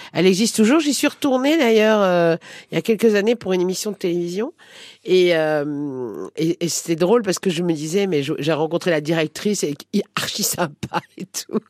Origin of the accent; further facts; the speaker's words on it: Paris, Île-de-France, France; j'habitais une, une, petite rue qui s'appelle la rue Agar, qui est entre la rue La Fontaine et la rue Gros